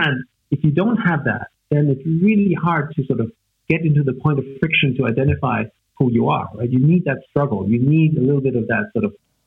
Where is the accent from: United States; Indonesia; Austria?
Austria; Vienna; first language German; English is a second language; I grew up in Vienna, in Austria, to sort of a musical family